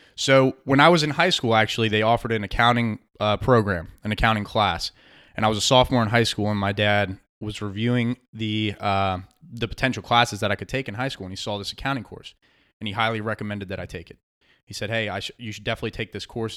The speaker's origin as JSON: {"language": "English", "town": "Beltsville", "region": "Maryland", "country": "United States", "tie": "born or raised there", "also_born_or_lived": "Washington, D.C.", "moved": "as an adult", "lives_now": "South Carolina Lowcountry, United States", "said": "I grew up in in Beltsville, Maryland, and uh, and stayed there"}